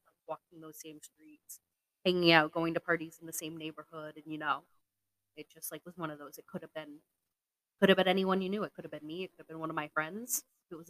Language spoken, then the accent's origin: English; Plympton, Massachusetts, United States; I grew up in Plimpton, Massachusetts